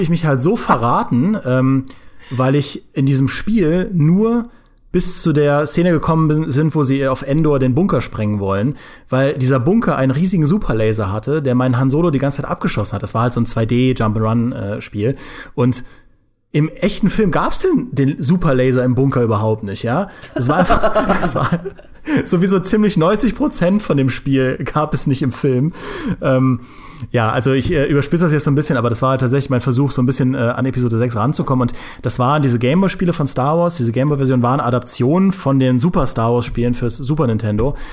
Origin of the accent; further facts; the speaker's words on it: Trier, Rhineland-Palatinate, Germany; Ich komme ja aus Trier, das liegt ja nahe äh, zur Grenze an, zu Luxemburg